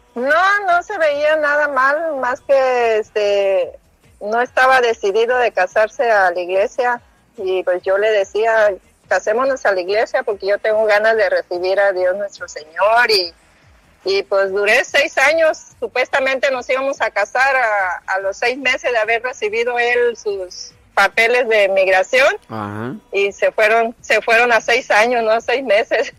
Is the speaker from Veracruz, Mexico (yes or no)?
no; Colima, Mexico; now in Los Angeles, United States; De Colima, Colima